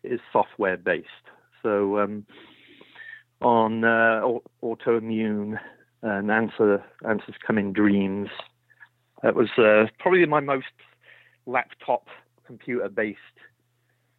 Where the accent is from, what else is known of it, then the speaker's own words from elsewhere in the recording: Swindon, South West England, United Kingdom; moved away as an adult; now in Marin County, United States; I grew up in Swindon